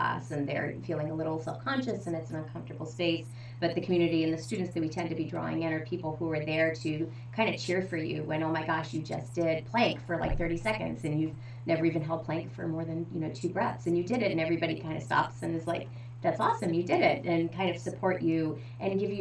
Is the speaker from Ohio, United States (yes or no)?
yes; Ohio, United States; now in New Hampshire, United States; I grew up in the Midwest out in Ohio